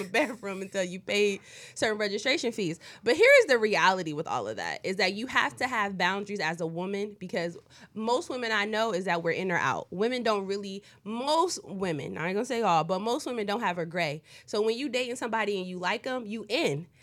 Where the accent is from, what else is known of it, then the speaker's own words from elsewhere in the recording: East Coast, United States; moved away; I'm from the East Coast